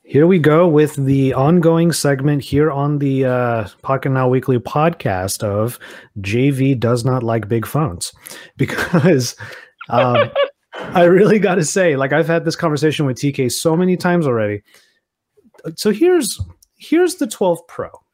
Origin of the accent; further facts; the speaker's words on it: Southern California, United States; I'm from SoCal